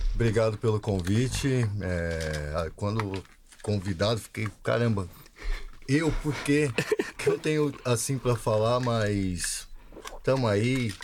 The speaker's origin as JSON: {"language": "Portuguese", "region": "São Paulo", "country": "Brazil", "tie": "born or raised there", "also_born_or_lived": "Alagoas / Penha / Guarapiranga", "said": "Parque Novo Mundo é, foi onde eu me criei o maior tempo da minha vida"}